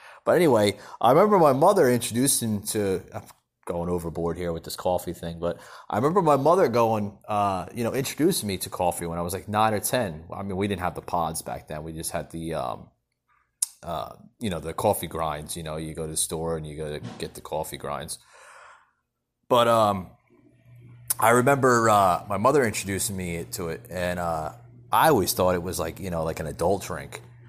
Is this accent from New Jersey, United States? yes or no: yes; New Jersey, United States; this guy I grew up with up in New Jersey.